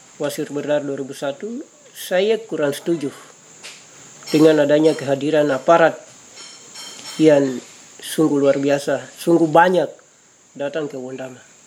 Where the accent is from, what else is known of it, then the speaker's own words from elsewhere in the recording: Papua, Indonesia; kami orang Papua